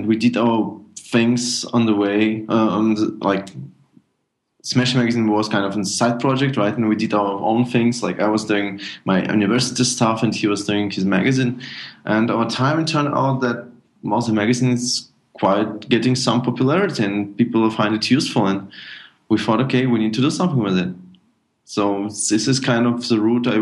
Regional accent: Minsk, Belarus; now in Germany; originally I'm from Minsk, Belarus, and my father moved to Germany in 2000, and I moved with him

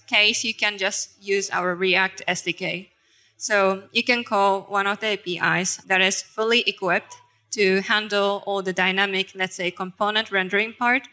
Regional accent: Japan; now in Germany; I'm originally from Japan, but living in Germany.

